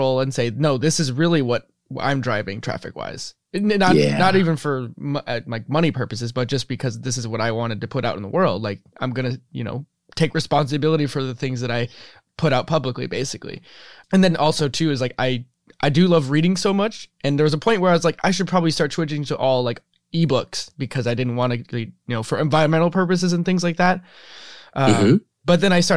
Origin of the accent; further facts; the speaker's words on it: Midwest, United States; we grew up in the Midwest and in very similar locations.